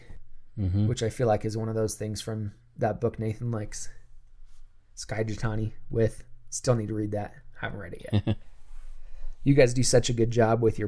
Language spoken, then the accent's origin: English; United States; being an American